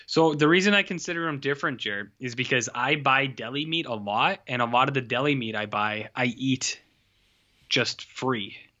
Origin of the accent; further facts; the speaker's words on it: Canada; we're Canadian.